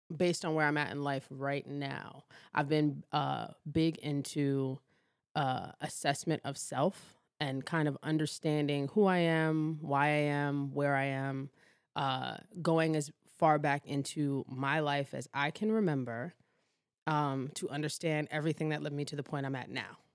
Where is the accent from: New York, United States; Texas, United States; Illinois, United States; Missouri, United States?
New York, United States; New York City; also born or lived in Baltimore; I was born in Baltimore, but raised in Harlem, New York.